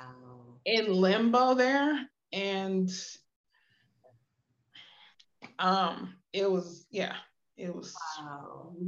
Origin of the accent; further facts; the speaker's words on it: Akron, Ohio, United States; my mom and I for years were living in Akron, because that's my hometown, from Akron, Ohio